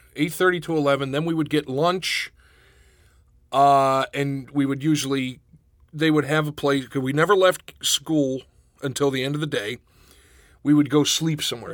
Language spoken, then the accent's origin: English; Western Pennsylvania, United States; also born or lived in Pittsburgh; now in Rochester, United States; growing up in Western Pennsylvania, I didn't realize until I left how rednecky it was.